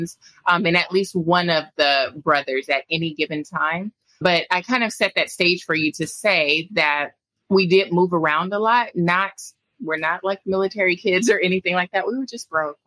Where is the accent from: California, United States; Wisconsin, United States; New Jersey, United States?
California, United States; Lomita; moved away as an adult; also born or lived in Los Angeles, California / Madrid, Spain / England; now in Okinawa, Japan; I grew up in the suburbs. So just 30 minutes south of Los Angeles in this small little city called Lomita